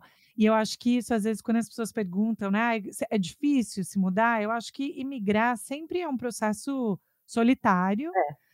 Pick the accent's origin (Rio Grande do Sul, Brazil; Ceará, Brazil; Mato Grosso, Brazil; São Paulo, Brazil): São Paulo, Brazil; moved away as an adult; also born or lived in New York; now in Massachusetts, United States; São Paulo, de onde eu sou